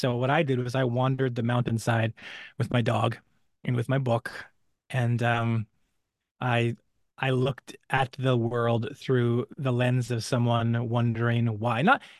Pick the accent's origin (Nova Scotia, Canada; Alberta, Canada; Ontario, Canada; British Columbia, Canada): British Columbia, Canada; You know, I was raised very poor in British Columbia, Canada. We lived in the mountains.